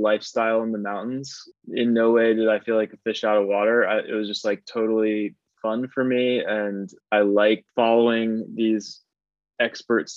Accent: Northern Virginia, United States; moved away; I'm originally from Northern Virginia and like the DC area. And I grew up in the suburbs there

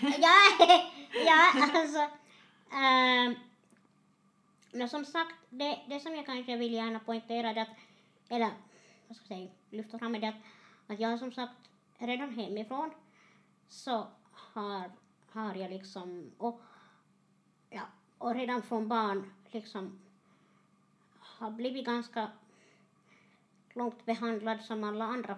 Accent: Terjärv, Ostrobothnia, Finland; jag är hemma från Terjärv. Mm. Uppvuxen i en tvåspråkig familj

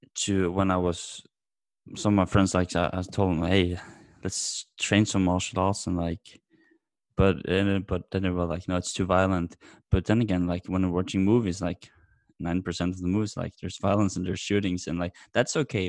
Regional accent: Norway; I'm from Norway

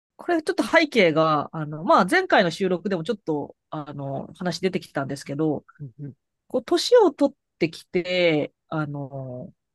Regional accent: Hiroshima, Japan; moved away; 私は広島出身なんで

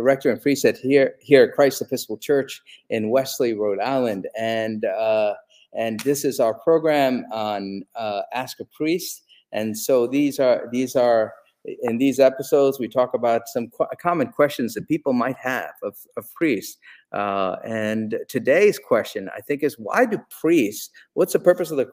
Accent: India; moved away; when I was growing up in India

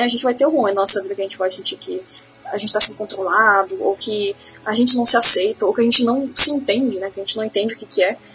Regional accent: Florianópolis, Santa Catarina, Brazil; eu sou manezinha, né? Eu sou de, de Florianópolis

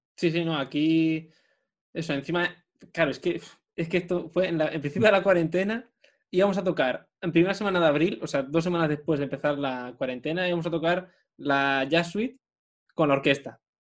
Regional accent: Madrid, Community of Madrid, Spain; moved away; yo soy de Madrid, toda mi familia está en Madrid

